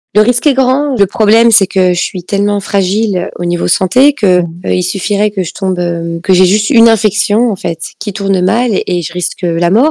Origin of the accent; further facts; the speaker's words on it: France; je suis née en France